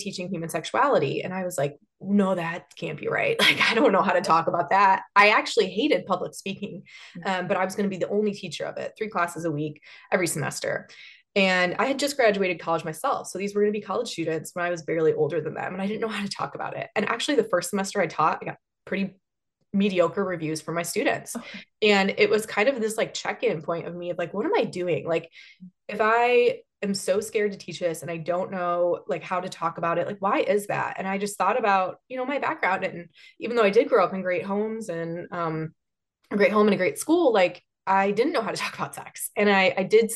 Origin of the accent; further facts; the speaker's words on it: Chicago, Illinois, United States; now in Columbus, United States; I grew up in Chicagoland